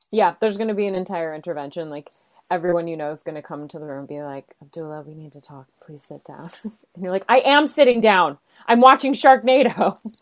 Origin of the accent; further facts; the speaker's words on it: Chicago, Illinois, United States; moved away; also born or lived in Los Angeles / New York City; I hail originally from Chicago, so I'm a Midwesterner at heart